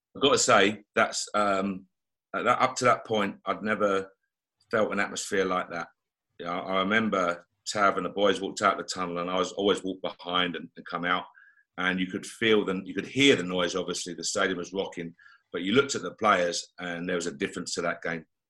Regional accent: London, United Kingdom; as a kid growing up, you know, I was born in Tottenham, North London

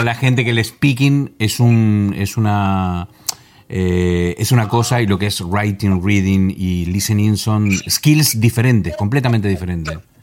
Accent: Concordia, Entre Ríos, Argentina; moved away as an adult; also born or lived in La Gomera, Spain; now in United Kingdom; ella nació en la misma ciudad que nací yo, en Argentina. Esto estamos hablando de Concordia, Entre Ríos

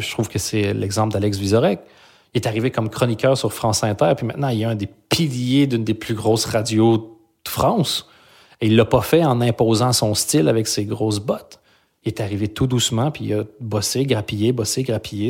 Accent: Belgium; moved away as an adult; now in Quebec, Canada; J'ai quitté la Belgique

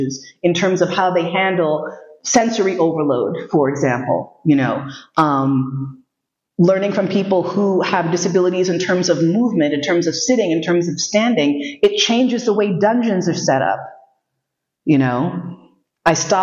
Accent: New York City, New York, United States; moved away; also born or lived in Vienna; I grew up in New York City

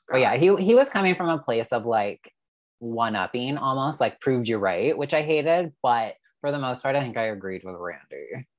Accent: Canada; I'm Canadian

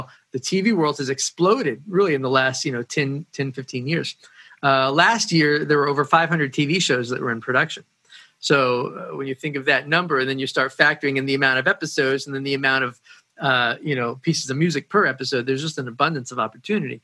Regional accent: Woodstock, New York, United States; moved away; also born or lived in Nashville; I grew up in Woodstock, and I started in studios when I was a teenager.

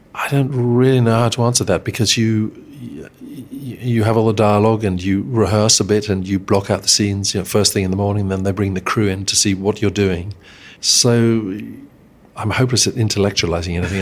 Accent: Eswatini; where I grew up in Swaziland

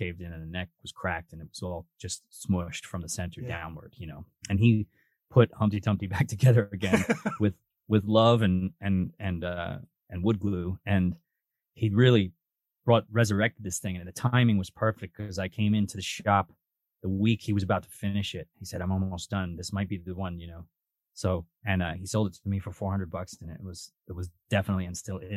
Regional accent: New York, United States; We're like a New York band

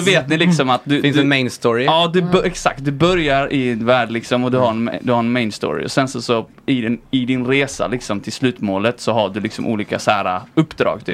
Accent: Viken, Skåne, Sweden; Jag växte upp i en liten eh, plats eh, utanför Höganäs som heter Viken.

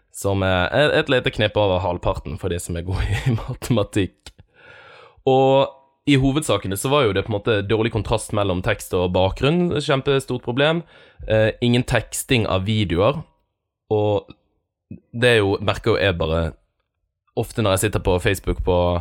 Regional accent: Bergen, Vestland, Norway; som bergenser

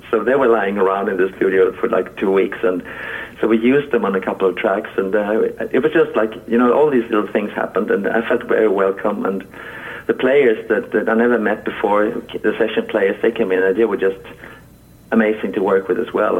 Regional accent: Halmstad, Halland County, Sweden; my my hometown Halmstad, where I'm uh, where I am at the moment

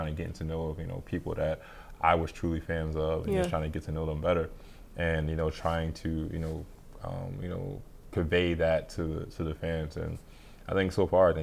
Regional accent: Sicklerville, New Jersey, United States; moved away as an adult; now in Moscow, Russia; my hometown of Sicklerville

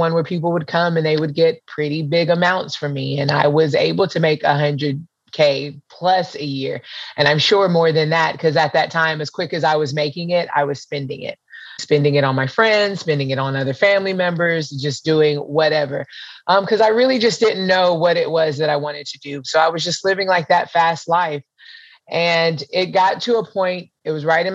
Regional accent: Pensacola, Florida, United States; also born or lived in Hawaii / North Carolina; I'm from Pensacola, Florida. I pretty much grew up between here and Hawaii

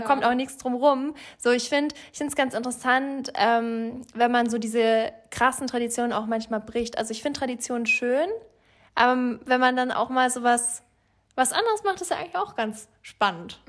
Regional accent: Franconia, Bavaria, Germany; ich komme ja aus Franken

